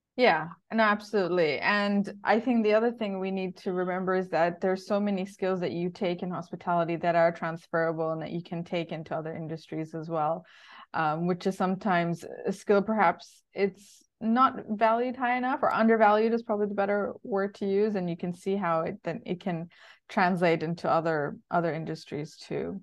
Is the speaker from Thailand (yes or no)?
yes; Bangkok, Thailand; moved away as an adult; I was born in Bangkok. So the first twenty years of my life was in Asia.